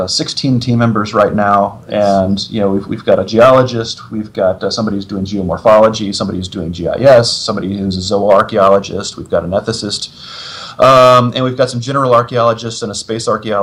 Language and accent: English; United States; as an American, digging abroad